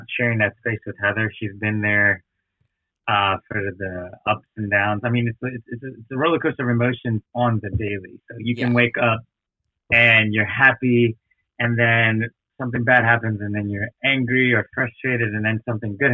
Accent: Kenner, Louisiana, United States; also born or lived in New Orleans; I was born in New Orleans, but I was raised in Kenner, Louisiana, which is where the airport is

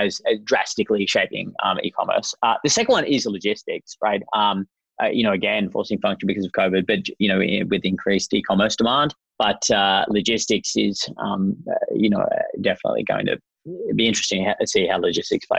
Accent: Australia; I am Australian, as you can hear

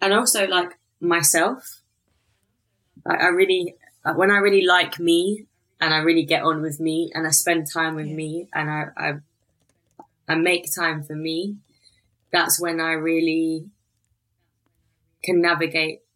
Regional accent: London, United Kingdom; Growing up in Elephant and Castle with the immigrant family

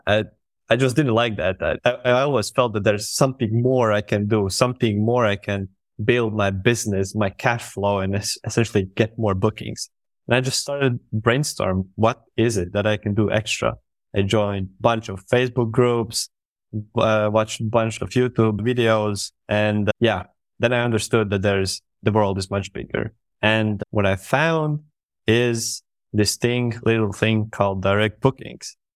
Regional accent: Latvia; I am from Latvia

